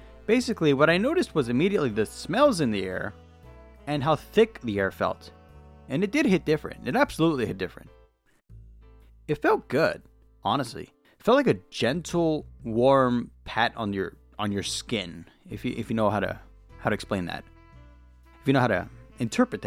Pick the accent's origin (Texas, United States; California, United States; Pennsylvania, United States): California, United States; I'm from California. The air is incredibly dry here, and we're used to it